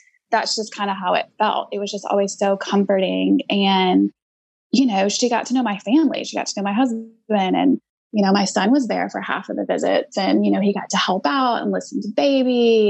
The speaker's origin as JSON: {"language": "English", "region": "Georgia", "country": "United States", "tie": "born or raised there", "said": "my best friends I grew up with in Georgia didn't even know about it."}